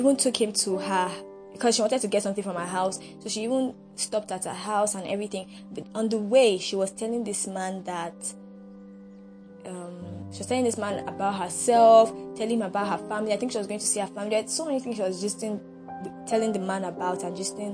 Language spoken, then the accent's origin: English; Nigeria; I appreciate being a Nigerian. I'm glad to be a Nigerian